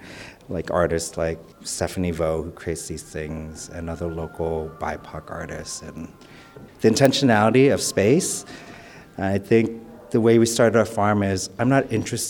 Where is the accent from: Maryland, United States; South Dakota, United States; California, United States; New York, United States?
California, United States; San Diego; born or raised there; also born or lived in Vietnam